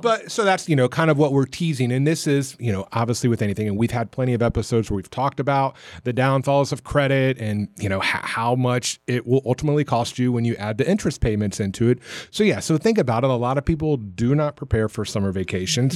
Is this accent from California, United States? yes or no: no; Florida, United States; now in Atlanta, United States; growing up in Florida